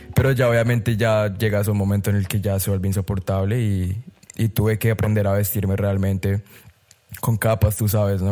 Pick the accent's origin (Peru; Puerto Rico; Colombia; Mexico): Colombia; moved away as an adult; soy colombiano a la muerte y me moriré siendo colombiano